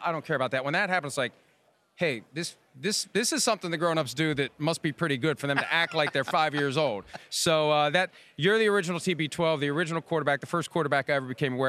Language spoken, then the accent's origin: English; Wheeling, West Virginia, United States; I grew up in Wheeling